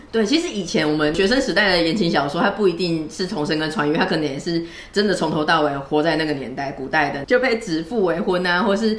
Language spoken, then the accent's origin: Chinese; Taiwan; 我们台湾人都很爱